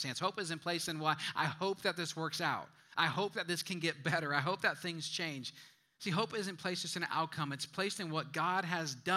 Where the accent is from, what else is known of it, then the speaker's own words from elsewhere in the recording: Midwest, United States; moved away; I'm from the Midwest.